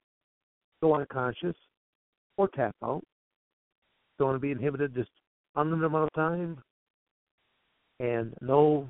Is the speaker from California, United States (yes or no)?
no; Michigan, United States; also born or lived in Coldwater, Michigan; I'm born and raised in Michigan